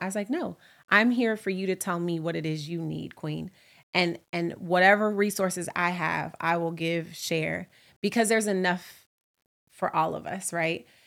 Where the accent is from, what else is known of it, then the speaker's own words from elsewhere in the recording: Oakland, California, United States; now in New York City, United States; I'm from Oakland, California, and I, I live in New York City